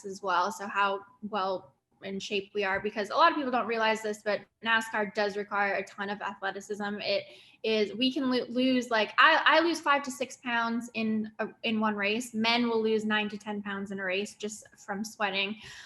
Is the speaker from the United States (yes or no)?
no; Winnipeg, Manitoba, Canada; moved away as an adult; I grew up in Canada